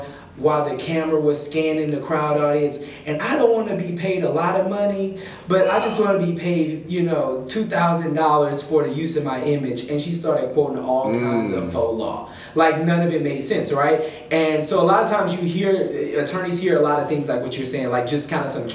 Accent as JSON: {"language": "English", "region": "Texas", "country": "United States", "also_born_or_lived": "Washington, District of Columbia, United States / Houston, Texas", "moved": "as an adult", "said": "I'm from Texas, and then I went to law school in DC"}